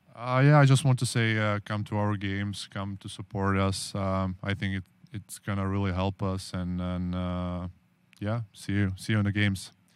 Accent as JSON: {"language": "English", "country": "Czechia", "second_language": "English", "moved": "yes", "said": "I'm from Czech Republic"}